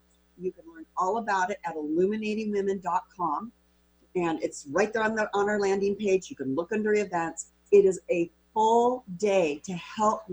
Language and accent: English; Walla Walla, Washington, United States; So I'm born and raised in Walla Walla.